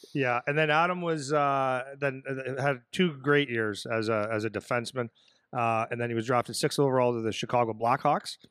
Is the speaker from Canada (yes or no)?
yes; Sudbury, Ontario, Canada; moved away; It's my hometown and I played there